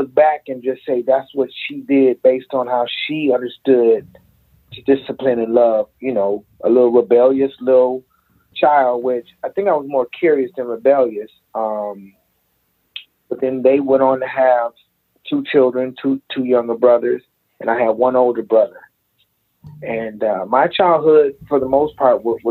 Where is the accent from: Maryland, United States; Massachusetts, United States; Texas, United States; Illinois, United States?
Illinois, United States; Aurora; I grew up in Aurora, Illinois